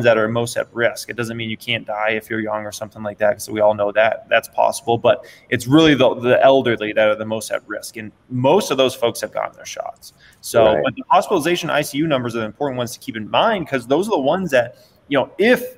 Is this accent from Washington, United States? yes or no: no; Phoenix, Arizona, United States; now in Las Vegas, United States; I grew up in Phoenix, Arizona